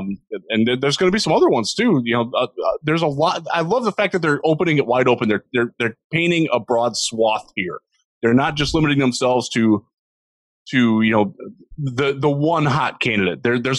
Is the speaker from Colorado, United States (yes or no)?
no; Northeast Ohio, United States; growing up in Northeast Ohio